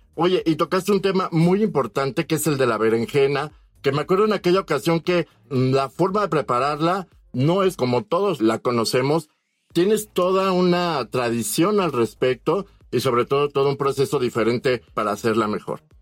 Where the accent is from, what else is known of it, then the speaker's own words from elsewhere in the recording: Mexico; los mexicanos